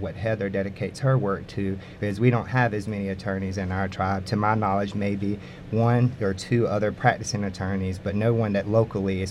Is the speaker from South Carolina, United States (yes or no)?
no; Hollister, North Carolina, United States; moved away; I grew up in Holliston, North Carolina, where our tribe is located